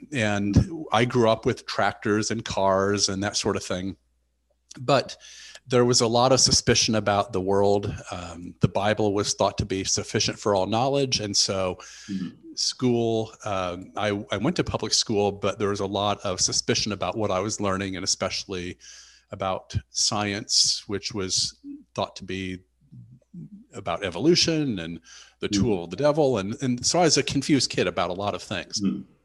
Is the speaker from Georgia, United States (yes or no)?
no; rural Indiana, United States; I grew up in the United States on a farm in rural Indiana